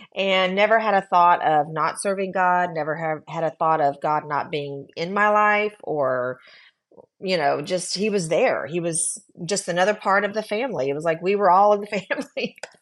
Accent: Texas, United States; also born or lived in California; So we moved from California. I was very, um, protected, if you will, um, 'cause we li, I went to a Christian school. My dad was the principal. I knew everybody. And then we moved back to Texas

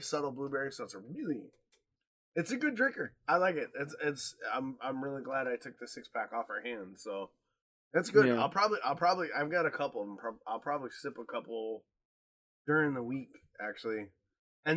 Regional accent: Midwest, United States; moved away; I grew up in the States

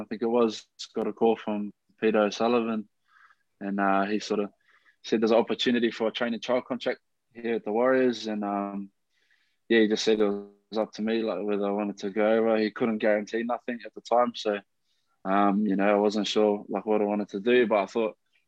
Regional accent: Melbourne, Victoria, Australia; moved away as an adult; now in New Zealand; Grew up in Melbourne, Victoria, of all places

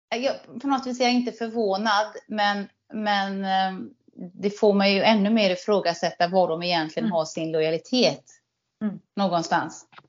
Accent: Sweden; som svensk

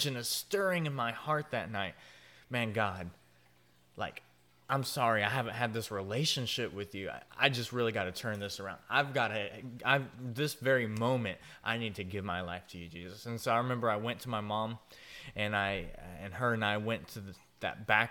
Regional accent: Jacksonville, Florida, United States; I was actually born and raised in Jacksonville, Florida.

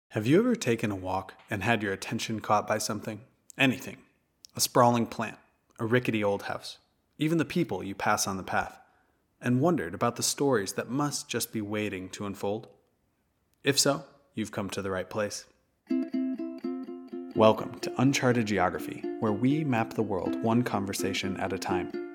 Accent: Madison, Wisconsin, United States; I grew up in Madison

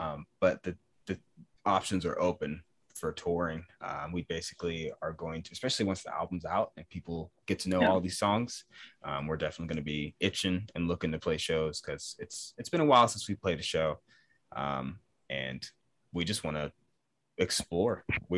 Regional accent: East Coast, United States; Well, I'm from the East Coast, so I would love to play over there.

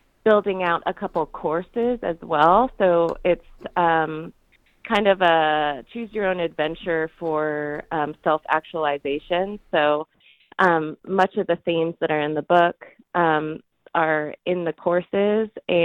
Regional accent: Clarkston, Michigan, United States; now in Las Vegas, United States; I'm actually from Michigan

